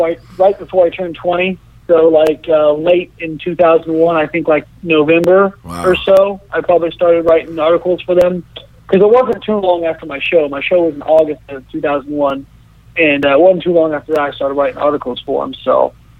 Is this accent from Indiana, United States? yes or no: yes; Evansville, Indiana, United States; moved away; my hometown of Evansville